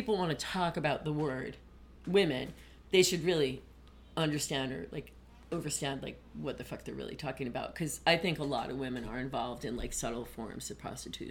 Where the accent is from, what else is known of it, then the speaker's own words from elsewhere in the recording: Syracuse, New York, United States; moved away; I came from Syracuse.